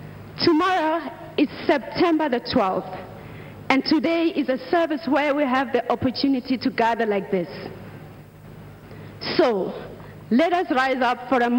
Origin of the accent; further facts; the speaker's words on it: South Africa; also born or lived in Nigeria; I am from South Africa and Nigeria.